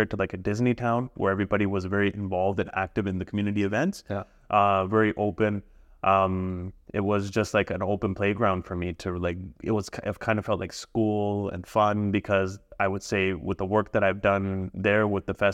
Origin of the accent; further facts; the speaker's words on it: Punjab, India; also born or lived in Abbotsford, Canada / Okotoks, Canada; now in Canada; I'm literally from Okotoks, Abbotsford, and India. Yeah, like I'm from all places, man. Yeah, I'm from Punjab, I'm from Abbotsford, and I'm from Okotoks.